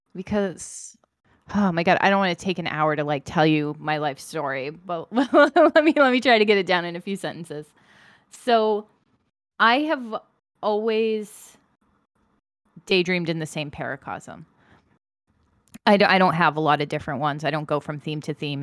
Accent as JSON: {"language": "English", "country": "United States", "said": "I'm American"}